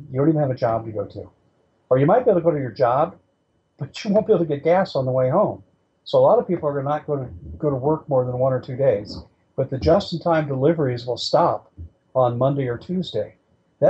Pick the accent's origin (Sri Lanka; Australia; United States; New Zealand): United States; Colorado; In San Luis County, which is in southern Colorado, my home state where I grew up